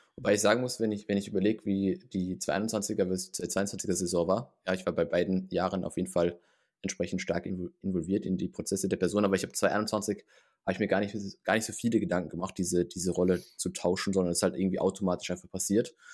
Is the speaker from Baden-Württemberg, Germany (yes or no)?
yes; Heidelberg, Baden-Württemberg, Germany; moved away; ich komme ursprünglich aus dem Raum Heidelberg